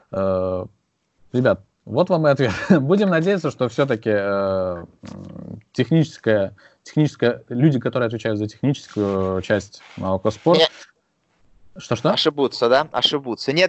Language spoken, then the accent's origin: Russian; Azerbaijan; Я, я с Азербайджана.